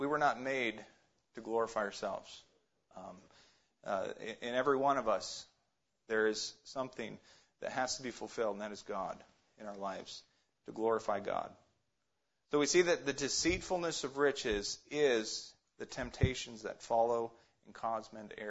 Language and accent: English; Alaska, United States; also born or lived in Ohio; Growing up in Alaska